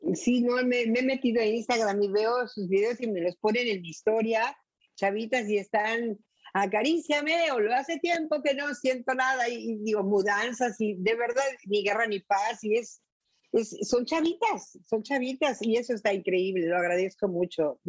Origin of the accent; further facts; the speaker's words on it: Mexico; soy mexicana